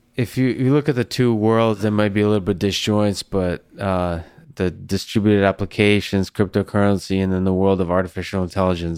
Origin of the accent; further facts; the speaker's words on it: Moscow, Russia; now in Boston, United States; I grew up in Moscow